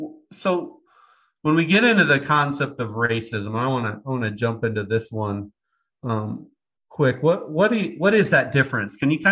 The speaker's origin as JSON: {"language": "English", "region": "Iowa", "country": "United States", "tie": "born or raised there", "said": "I was born and raised in Iowa in the middle of the Midwest."}